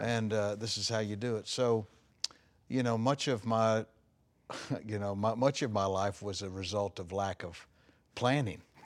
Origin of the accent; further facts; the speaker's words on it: Longview, Texas, United States; also born or lived in Dallas, Texas / Gladewater, Texas; I grew up in Longview, Texas. I was born there